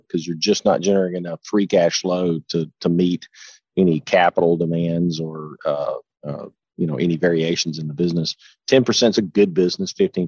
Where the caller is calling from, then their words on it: Huntsville, Alabama, United States; I'm actually in the office, believe it or not, today in Huntsville, Alabama.